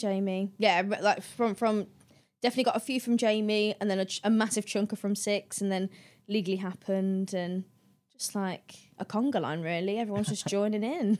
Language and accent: English; the Midlands, England, United Kingdom; I'm from the Midlands